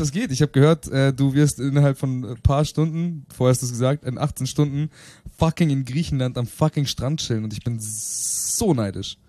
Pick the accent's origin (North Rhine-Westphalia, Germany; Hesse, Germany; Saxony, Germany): North Rhine-Westphalia, Germany; Bielefeld; moved away; meiner Heimatstadt Bielefeld